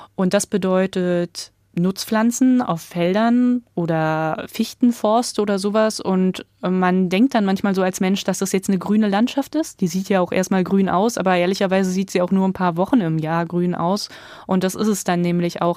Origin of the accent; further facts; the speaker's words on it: East Germany, Germany; also born or lived in Berlin; ich komme halt aus Ostdeutschland, da lässt sich die Herkunft auch nicht leugnen